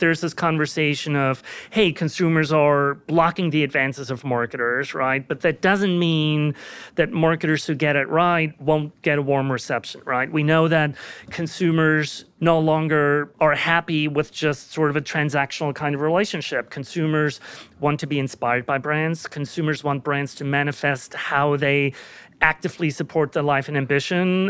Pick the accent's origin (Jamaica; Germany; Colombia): Germany; moved away as an adult; now in United States; I was born and raised in Germany.